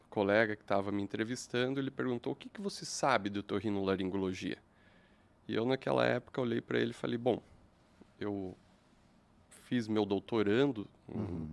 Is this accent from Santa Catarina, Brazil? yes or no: yes; interior of Santa Catarina, Brazil; moved away as an adult; now in Curitiba, Brazil